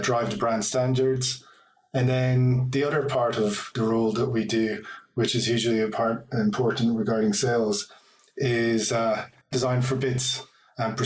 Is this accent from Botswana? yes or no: no; Ireland; also born or lived in Athlone / Dublin; I'm from Ireland, hence my accent